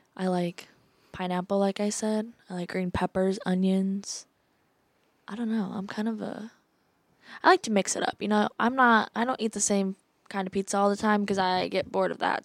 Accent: Iowa City, Iowa, United States; I'm from Iowa City area

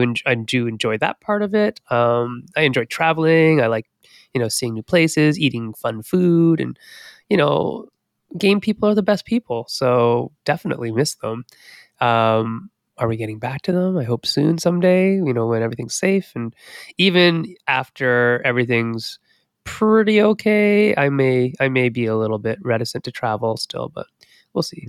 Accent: Sault Ste. Marie, Ontario, Canada; grew up in Northern Ontario. So, in Sault Ste. Marie, Ontario

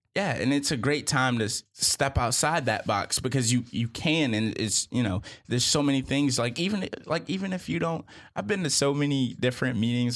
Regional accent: Charlotte, North Carolina, United States; also born or lived in Boston; I'm originally from Boston, and I grew up in Charlotte

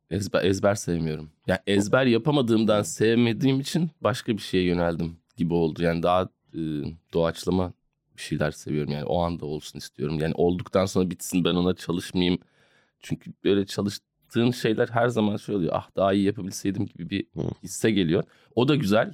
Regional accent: Istanbul, Turkey; ben İstanbulluyum yani beyaz Türk'üm

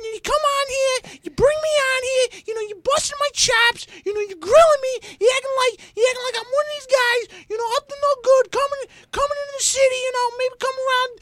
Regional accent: Detroit, Michigan, United States; I'm born and raised Detroit, Michigan

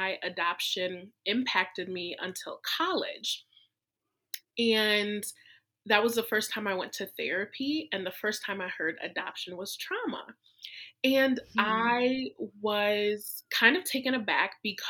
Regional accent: small town about an hour from Detroit, Michigan, United States; I was born in Detroit, Michigan, and my family lived about an hour away. So I grew up in a really small white conservative town.

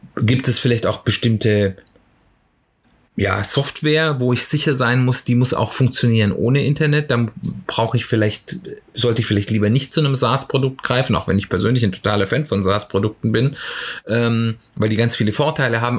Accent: Germany; bei uns in Deutschland

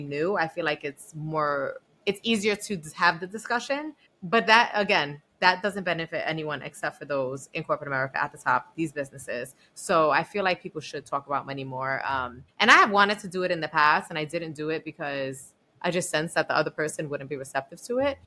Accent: New York City, New York, United States; I'm like from the Bronx and I went to Barnard

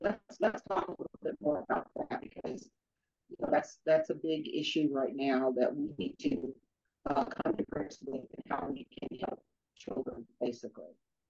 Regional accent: the South, United States; I'm from the South.

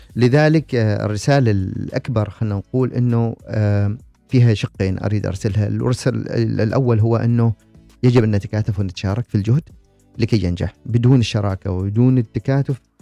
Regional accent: Oman

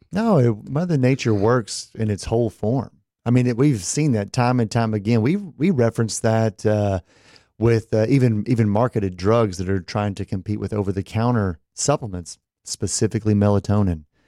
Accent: Texas, United States; me growing up in Texas

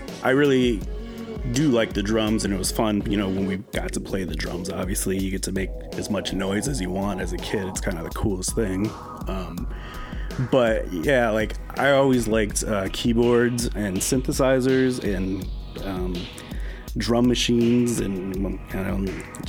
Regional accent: Randolph, Minnesota, United States; I was born in Minneapolis, but I think I was in first grade when we moved away from Minneapolis and we moved to a small town called Randolph, Minnesota.

